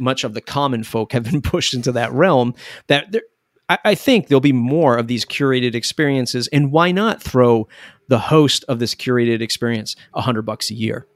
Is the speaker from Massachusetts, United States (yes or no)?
yes; Boston, Massachusetts, United States; I'm from the Boston area